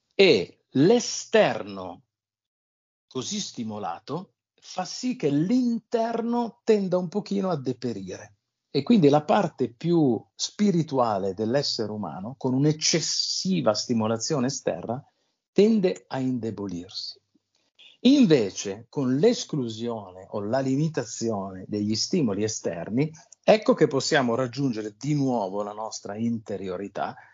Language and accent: Italian; L'Aquila, Abruzzo, Italy; io sono nato all'Aquila